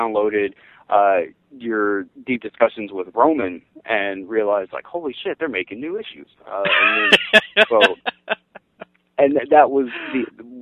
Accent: the South, United States; I grew up in the South.

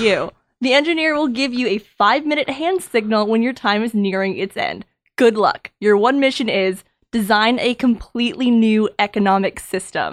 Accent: New Hampshire, United States; moved away; I'm from New Hampshire

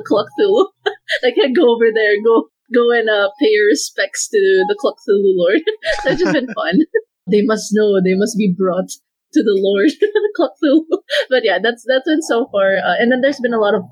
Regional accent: Davao, Davao Region, Philippines; I'm from Davao.

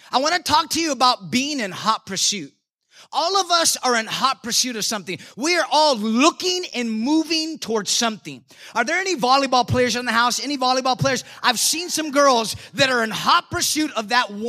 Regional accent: San Antonio, Texas, United States; I'm from San Antonio

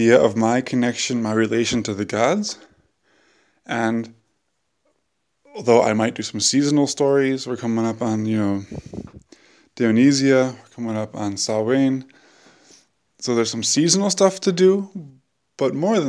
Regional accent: United States; now in Europe; I like being an American in Europe

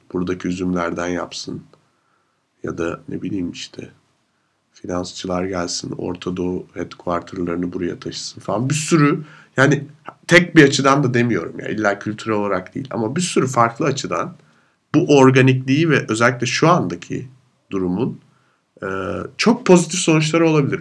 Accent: Turkey; now in Vienna, Austria; benim de Türk olduğumu

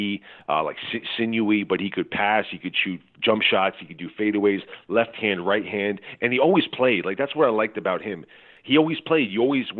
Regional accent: United States; also born or lived in Europe; I'm an American over there

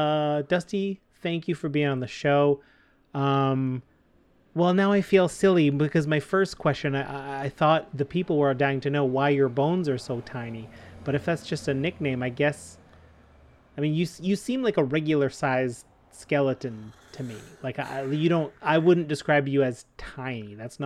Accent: Canada; We're proud Canadian podcasters

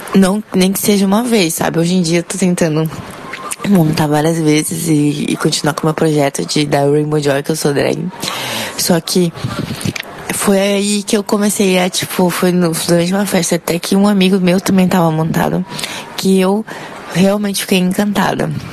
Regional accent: Porto Velho, Rondônia, Brazil; sou de Porto Velho

